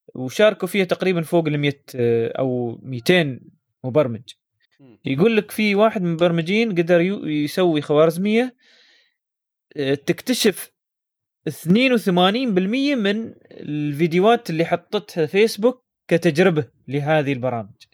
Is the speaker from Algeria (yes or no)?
no; United Arab Emirates; عندنا في الامارات